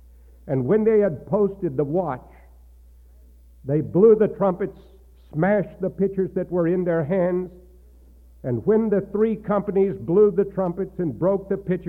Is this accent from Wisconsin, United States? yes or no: no; Texas, United States; the church that I grew up in Texas.